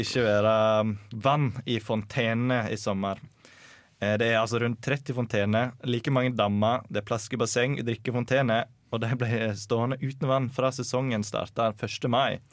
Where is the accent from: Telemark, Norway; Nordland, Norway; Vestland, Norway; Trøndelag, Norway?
Vestland, Norway; Sogndal; nabokommunen til Sogndal kommune, der jeg kommer fra